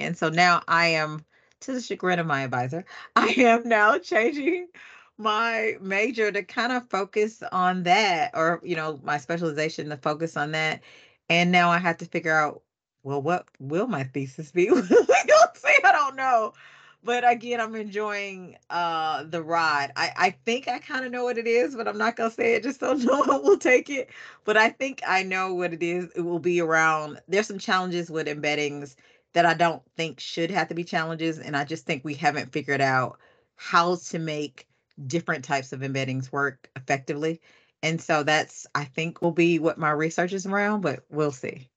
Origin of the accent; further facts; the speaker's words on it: Atlanta, Georgia, United States; I'm from Atlanta